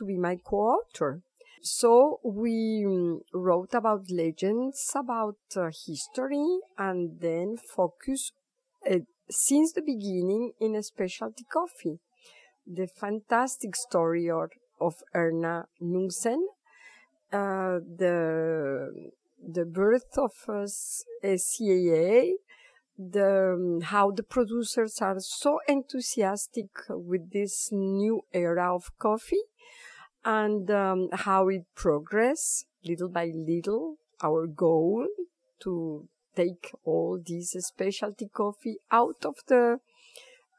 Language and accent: English; Guatemala; moved away as an adult; now in France; I was born in Guatemala, and I was ambassador of my country in France